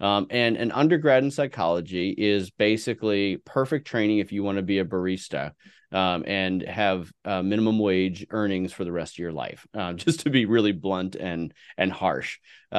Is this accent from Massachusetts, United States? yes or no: no; San Francisco Bay Area, California, United States; Yeah. No. I grew up in the San Francisco Bay Area.